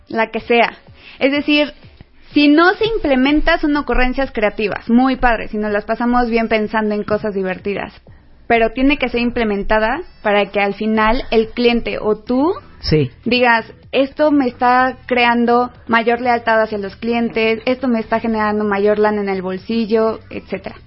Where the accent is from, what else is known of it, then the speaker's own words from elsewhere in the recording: Mexico; somos mexicanos y nos encanta la fiesta y los asuetos nacionales